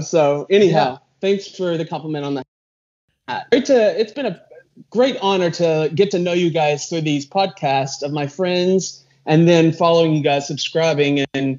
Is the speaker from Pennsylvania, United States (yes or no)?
no; Eastern Kentucky, United States; now in Nashville, United States; Yes, I was born in Eastern Kentucky, and I've been in Nashville for most of my life in one setting.